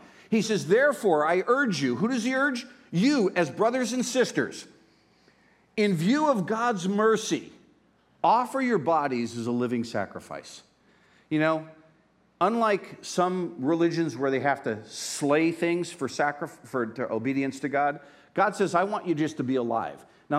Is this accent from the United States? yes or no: yes; Pennsylvania, United States; You know, I grew up in Northeast Pennsylvania. I grew up in an Italian, Polish neighborhood